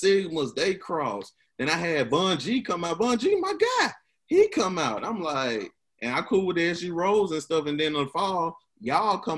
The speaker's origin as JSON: {"language": "English", "town": "Memphis", "region": "Tennessee", "country": "United States", "said": "I'm from South Memphis"}